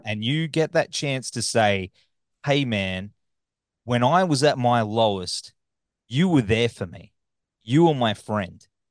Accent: Australia; accent: Australian; my backwards australian accent

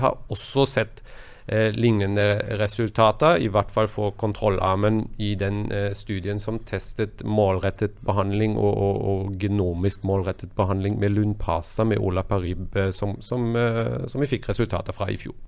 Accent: Germany; now in Norway; mitt hjemland i Tyskland

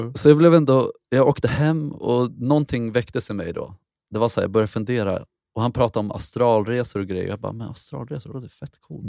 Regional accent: Mariefred, Södermanland, Sweden; Jag är uppväxt i Mariefred

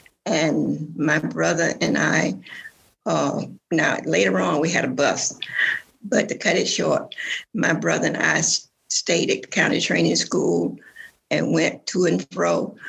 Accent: Choccolocco, Alabama, United States; I was born in Chockalaca, June 21st, 1930. So tell me I'm 90 years old. Means that I have seen it all. Chockalaca is in a beautiful valley in Alabama.

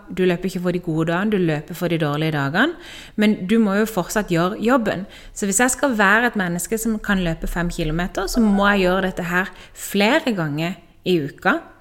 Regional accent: Norway; moved away as an adult; now in Spain; Det jeg holdt på med hjemme i Norge

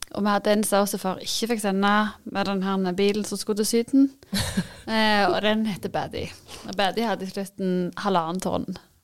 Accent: Varhaug, Rogaland, Norway; now in Bryne, Norway; Jeg kommer jo opprinnelig fra Varhaug.

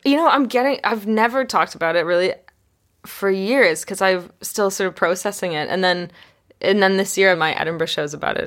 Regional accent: Canada; I grew up in Canada

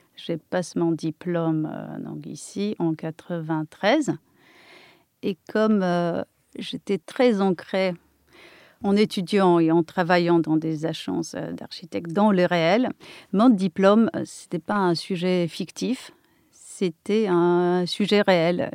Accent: near Kraków, Lesser Poland, Poland; accent: Polish; French is a second language; moved away as an adult; now in France; je suis polonaise, euh, née en Pologne, euh, et je suis restée là-bas jusqu'à l'âge de 21 ans.

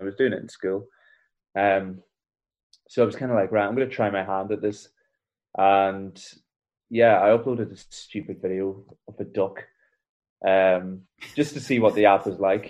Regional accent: Donegal, Ulster, Ireland; I'm from Donegal. That's what I'm known for mainly. I'm the Donegal lad on TikTok

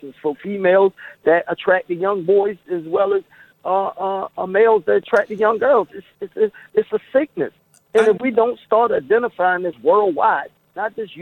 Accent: Baltimore, Maryland, United States; now in Florida, United States; I'm from, born and raised in Baltimore

